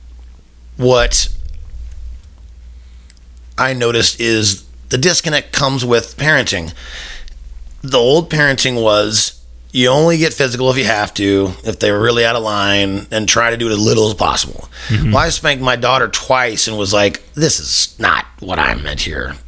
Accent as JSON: {"language": "English", "town": "Omaha", "region": "Nebraska", "country": "United States", "tie": "born or raised there", "said": "When I was growing up in Omaha, Nebraska, in the late 70s to the 80s"}